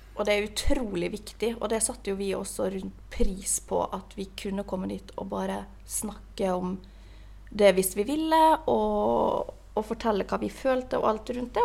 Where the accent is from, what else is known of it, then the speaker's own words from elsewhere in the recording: Ålesund, Møre og Romsdal, Norway; now in Oslo, Norway; når jeg var hjemme i Ålesund